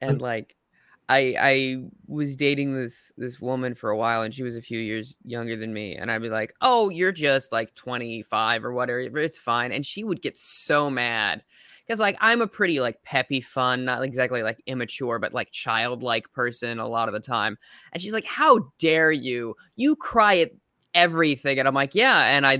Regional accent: Midwest, United States; Maybe it's because I'm from the Midwest or whatever.

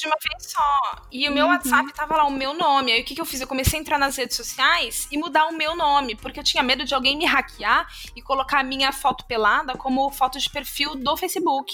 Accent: Brazil; a gente é brasileiro

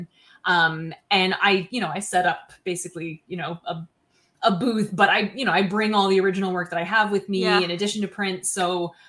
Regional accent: Baddeck, Nova Scotia, Canada; in my hometown actually, which while it is a village is also an international tourist destination. Huh. Badec, Nova Scotia

